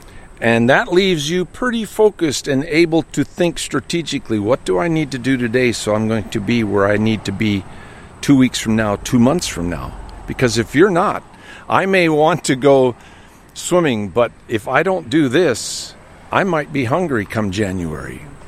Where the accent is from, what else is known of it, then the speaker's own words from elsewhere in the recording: North Dakota, United States; moved away; I was born and raised in North Dakota, of all places. A lot of German immigrants that settled in the Central Plains there.